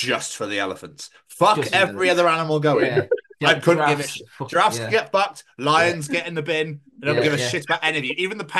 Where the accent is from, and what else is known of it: Scotland, United Kingdom